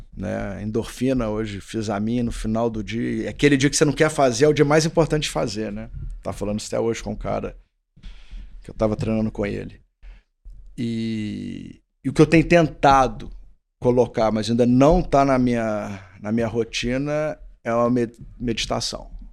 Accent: Belo Horizonte, Minas Gerais, Brazil; eu sou de Belo Horizonte

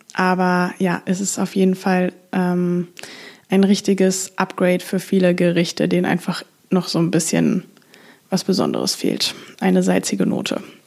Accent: Frankfurt, Hesse, Germany; now in Amsterdam, Netherlands; Ich komme ursprünglich aus Frankfurt, lebe aber gerade in Amsterdam

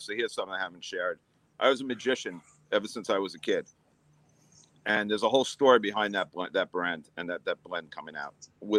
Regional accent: New York, United States; I'm from New York.

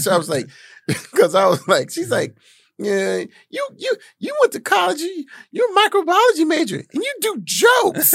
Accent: Gary, Indiana, United States; I grew up in Gary, Indiana

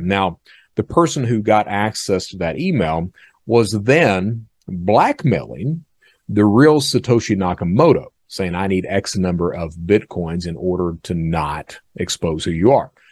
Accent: Eastern Kentucky, United States; I'm from Eastern Kentucky

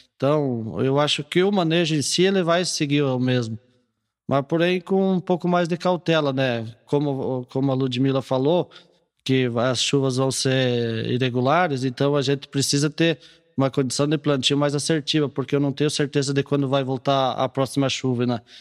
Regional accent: Rio Grande do Sul, Brazil; moved away; eu sou natural do Rio Grande do Sul

